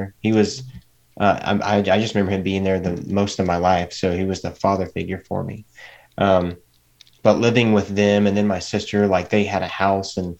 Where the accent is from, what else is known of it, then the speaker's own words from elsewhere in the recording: East Tennessee, United States; also born or lived in Missouri; we moved to Missouri to get closer to her children. And then I was there for about 3 years. And then I wanted to finish high school in East Tennessee